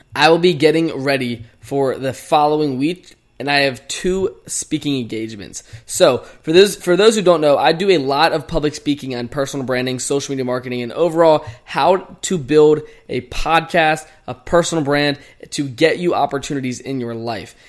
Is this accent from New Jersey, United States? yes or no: no; Chesterfield, Virginia, United States; moved away as an adult; now in Phoenix, United States; I've been literally in my hometown, Chesterfield, Virginia, for the past three weeks